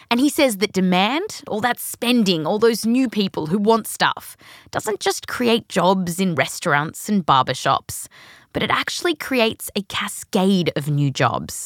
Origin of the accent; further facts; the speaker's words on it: Australia; also born or lived in California; now in United States; the accent's actually real, but I was born here, raised in Australia.